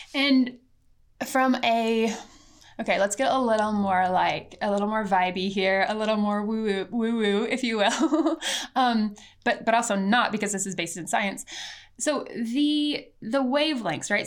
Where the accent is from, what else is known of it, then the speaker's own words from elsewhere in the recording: Missouri, United States; I was born in America in Missouri on what was once the Ozark and Missouri people's land.